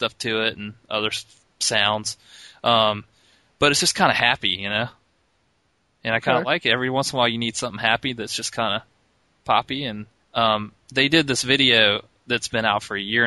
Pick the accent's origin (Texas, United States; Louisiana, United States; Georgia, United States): Georgia, United States; Augusta; moved away; The Masters golf tournament happens in my hometown where I grew up. We didn't have spring break growing up. We had Masters week